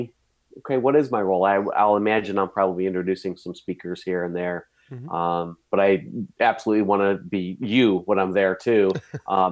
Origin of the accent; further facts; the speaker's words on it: Cleveland, Ohio, United States; I grew up in the Cleveland area